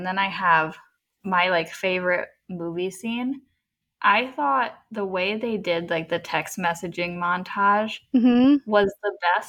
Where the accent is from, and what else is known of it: United States